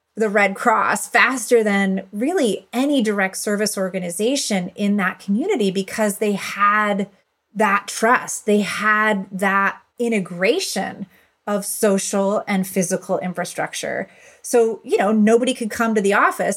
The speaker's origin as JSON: {"language": "English", "town": "Buffalo", "region": "New York", "country": "United States", "tie": "born or raised there", "said": "in my community growing up in Buffalo, New York"}